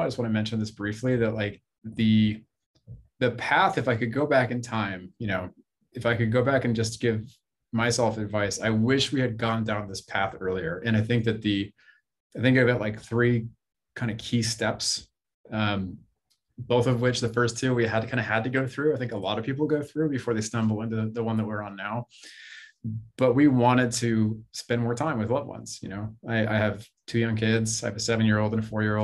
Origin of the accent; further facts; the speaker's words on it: Bay Area, California, United States; I grew up in the Bay Area, California. It's where I am right now